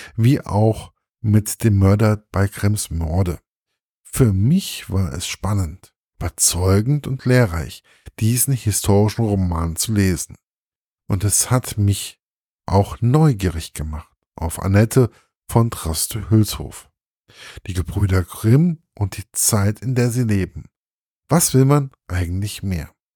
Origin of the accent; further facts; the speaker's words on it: Hesse, Germany; konnte ich als Hesse